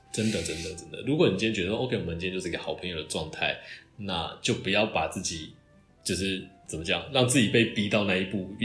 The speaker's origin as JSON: {"language": "Chinese", "country": "Taiwan", "moved": "yes", "lives_now": "Japan", "said": "我就是台湾人"}